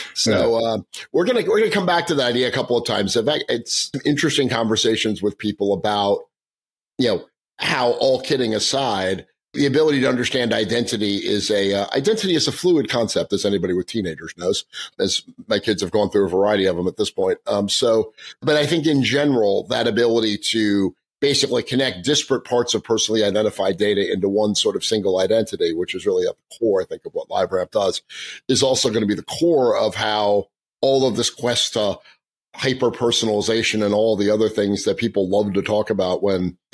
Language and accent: English; New York, United States; moved away; also born or lived in England / Boston; I grew up in New York hating the Yankees